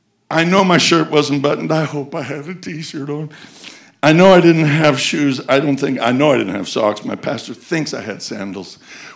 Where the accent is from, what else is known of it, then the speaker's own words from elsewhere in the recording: Colorado, United States; moved away; I was raised in Colorado.